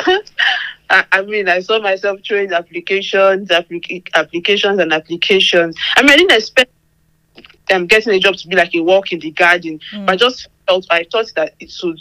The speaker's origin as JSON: {"language": "English", "country": "Nigeria", "moved": "as an adult", "lives_now": "United Kingdom", "said": "I'm Nigerian"}